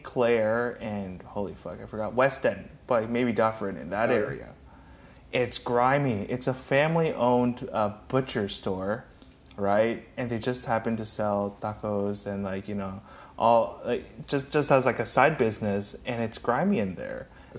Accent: Hong Kong; born there; By the way, I'm not. I was born in Hong Kong.

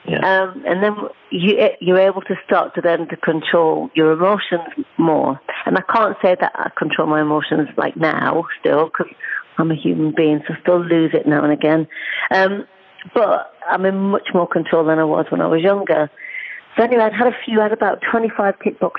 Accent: North East England, United Kingdom; accent: Geordie; moved away as an adult; also born or lived in Cheltenham; I would live brought up in a little small village in the northeast, as you can hopefully tell from my accent.

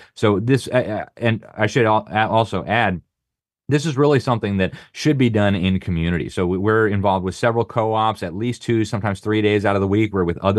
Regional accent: Miami, Florida, United States; I'm from Miami, and we thought about living in Miami. I've been overseas all my life.

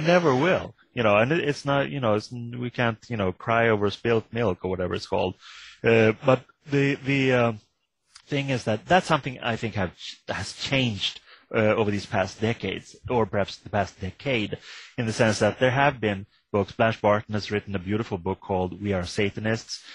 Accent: Sweden; I come from Sweden

